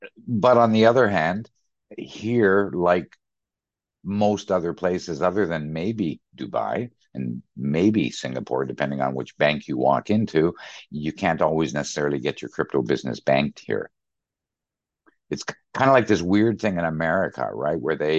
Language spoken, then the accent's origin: English; Canada; also born or lived in Middle East / London, United Kingdom / Germany; So I'm a Canadian. I've been in Canada. I've been in the Middle East, 12 years in London, 7 years in Germany.